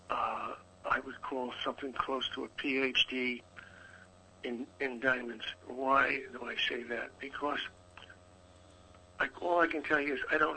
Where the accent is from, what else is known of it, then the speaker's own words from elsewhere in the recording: New York, United States; I'm originally from New York.